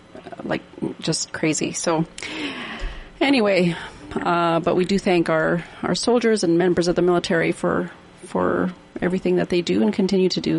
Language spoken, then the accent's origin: English; Canada; as a Canadian